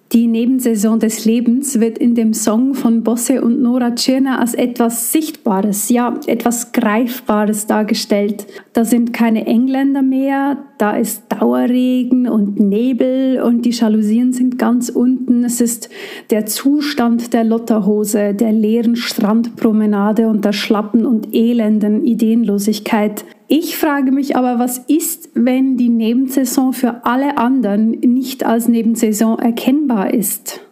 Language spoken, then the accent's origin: German; Switzerland; moved away; ich komme aus der Schweiz und arbeite hier für die evangelisch-methodistische Kirche als Gemeindeentwicklerin